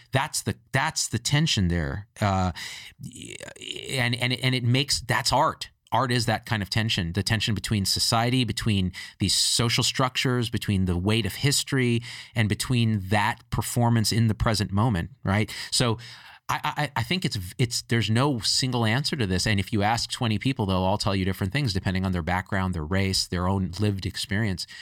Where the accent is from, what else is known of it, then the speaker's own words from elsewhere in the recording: United States; me as an Indian American